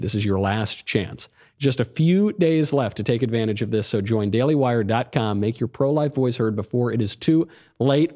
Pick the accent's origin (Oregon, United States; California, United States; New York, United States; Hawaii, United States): New York, United States; also born or lived in Connecticut; I'm a New Yorker